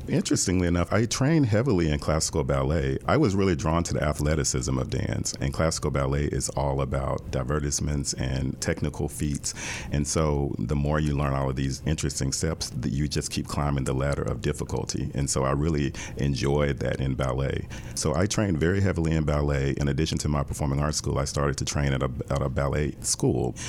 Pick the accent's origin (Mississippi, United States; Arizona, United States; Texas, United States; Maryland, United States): Mississippi, United States; Jackson; moved away; I grew up in Jackson, Mississippi